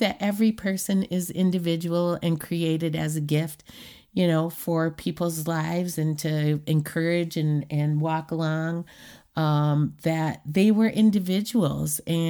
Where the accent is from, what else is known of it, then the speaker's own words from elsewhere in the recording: Washington, United States; also born or lived in Clark County, United States; But when I wasn't growing up in Clark County, I was growing up on the reservation in Washington State, on the Macaw Reservation in Nia Bay, in Tohola and Queets, the Quinault Reservations.